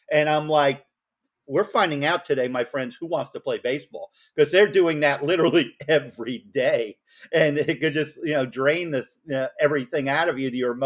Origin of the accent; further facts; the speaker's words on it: Rockland County, New York, United States; I was born and raised in Rockland